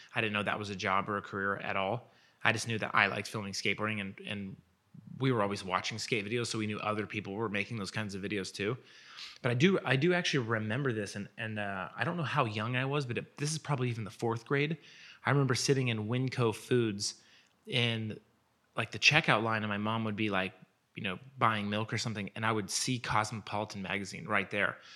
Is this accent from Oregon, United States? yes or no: yes; Portland, Oregon, United States; moved away as an adult; now in Los Angeles, United States; I was born in Portland, Oregon, and I lived there until I was a, probably eighteen.